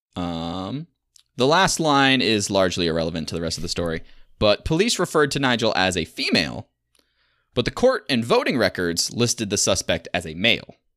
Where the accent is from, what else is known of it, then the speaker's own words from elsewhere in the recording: Michigan, United States; I'm from Michigan